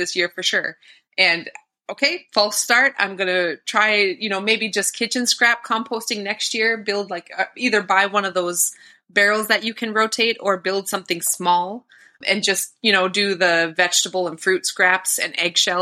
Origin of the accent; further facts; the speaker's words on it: northwest Minnesota, United States; I hail from the Leech Lake Band of Ojibwe and up in northwest Minnesota.